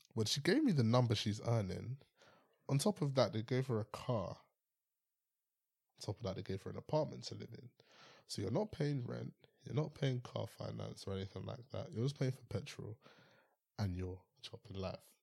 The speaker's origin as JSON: {"language": "English", "region": "London", "country": "United Kingdom", "said": "I'm from West London area"}